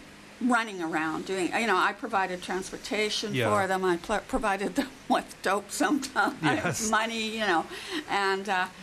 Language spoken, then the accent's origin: English; Vancouver, British Columbia, Canada; here I was coming from Vancouver, which was just kind of a small town in those days.